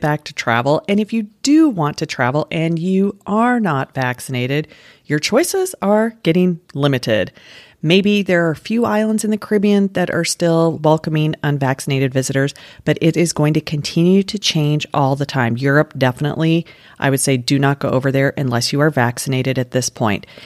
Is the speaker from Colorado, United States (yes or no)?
yes; Denver, Colorado, United States; moved away; where I grew up in Denver